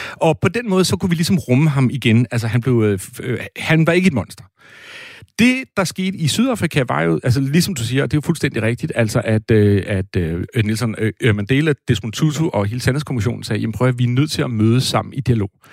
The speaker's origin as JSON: {"language": "Danish", "town": "Næstved", "region": "Zealand", "country": "Denmark", "also_born_or_lived": "Brabrand, Aarhus", "moved": "yes", "said": "jeg kommer fra Næstved"}